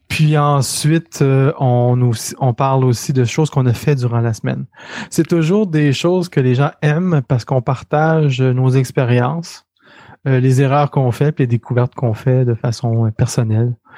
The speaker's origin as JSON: {"language": "French", "town": "Quebec City", "region": "Quebec", "country": "Canada", "moved": "as an adult", "lives_now": "Montreal, Canada", "said": "je viens de Québec, la ville de Québec."}